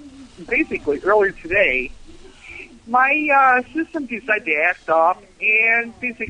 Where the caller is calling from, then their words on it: Buffalo, New York, United States; Hi, this is Spazinator from Buffalo, New York.